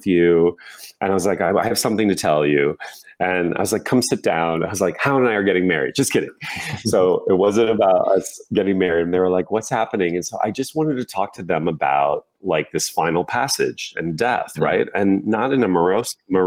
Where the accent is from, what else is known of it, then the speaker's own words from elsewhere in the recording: Indiana, United States; moved away as an adult; as a little boy, gay boy growing up in Indiana